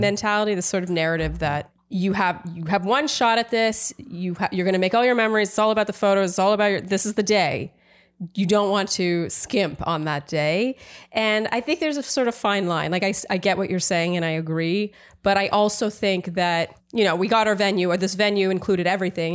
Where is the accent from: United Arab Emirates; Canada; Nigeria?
Canada; moved away as an adult; now in United States; I'm Canadian